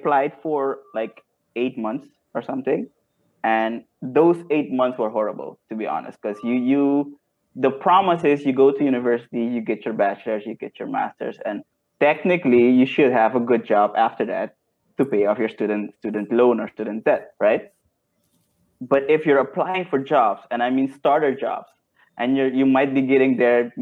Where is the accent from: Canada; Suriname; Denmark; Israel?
Suriname; also born or lived in Netherlands / Tilburg, Netherlands; now in Curaçao; I was born in the Netherlands. And then when I was 4, I went back to Suriname. So I grew up in Suriname.